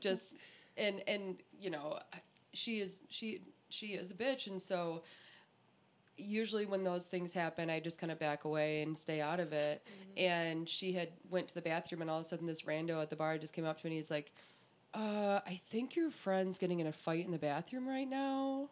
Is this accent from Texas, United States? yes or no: no; Clarkston, Michigan, United States; I am from Clarkston